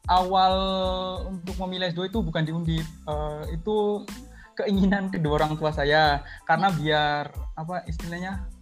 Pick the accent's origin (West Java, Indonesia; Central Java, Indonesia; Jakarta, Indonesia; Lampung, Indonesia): Central Java, Indonesia; Brebes; Uh, skripsiku itu ngambil tentang pestisida uh, terhadap kejadian hipertensi di daerahku di Brebes.